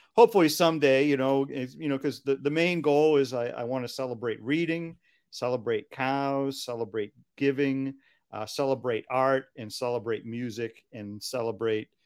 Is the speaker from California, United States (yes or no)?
no; Hingham, Massachusetts, United States; where I grew up in Hingham, Massachusetts